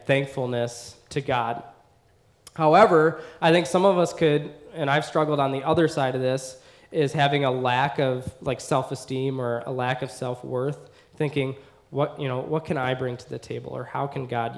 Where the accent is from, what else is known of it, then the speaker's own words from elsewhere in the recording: United States; as an American in America